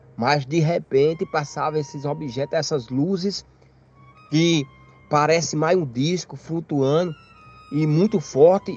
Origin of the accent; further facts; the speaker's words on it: Campina Grande, Paraíba, Brazil; moved away as an adult; sou natural da cidade de Campina Grande, no estado da Paraíba.